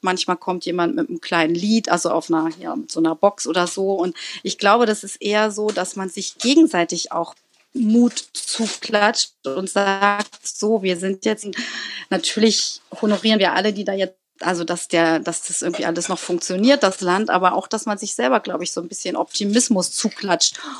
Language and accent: German; Berlin, Germany; ich komme auch aus Berlin